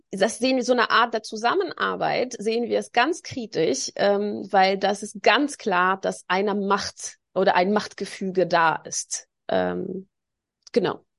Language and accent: German; Tunis, Tunis Governorate, Tunisia; born there; Auch 500 Meter vom Strand war ich geboren in Tunesien in der Hauptstadt.